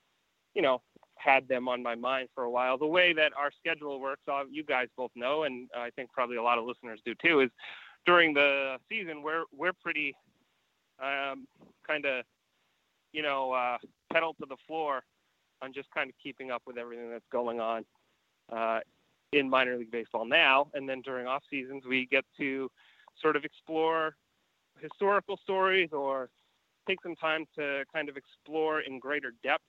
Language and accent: English; Portland, Maine, United States; moved away; as a kid growing up in Maine